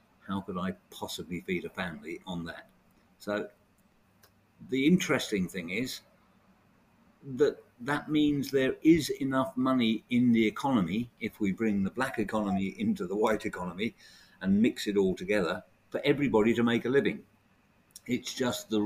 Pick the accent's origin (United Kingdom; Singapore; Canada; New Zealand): United Kingdom; also born or lived in Bexhill / Forest Row; being brought up as a child. You know, we're British